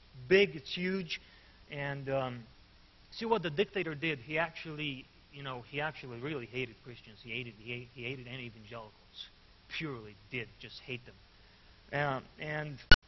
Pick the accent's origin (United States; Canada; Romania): Romania; Arad, Arad County; I'm from Arad. That's where I live